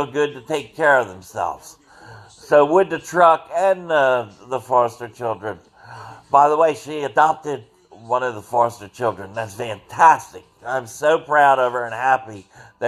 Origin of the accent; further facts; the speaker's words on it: Cumberland County, New Jersey, United States; also born or lived in Atlantic City, New Jersey / Somers Point, New Jersey / Pittsgrove, New Jersey; Then we basically stayed in the Cumberland County area